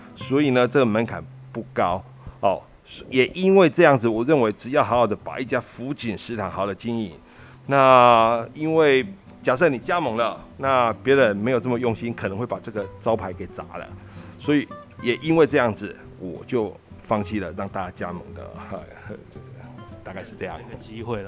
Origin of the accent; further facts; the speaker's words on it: Ershui, Changhua County, Taiwan; 我是好胜喝台铁奶水长大的，因为从小就出生在二水的铁路宿舍。哦，我在二水铁路宿舍呢，一直待到国中毕业